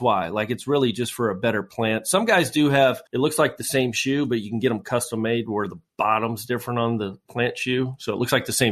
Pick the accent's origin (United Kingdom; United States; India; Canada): United Kingdom; Scotland; I'm the Scotsman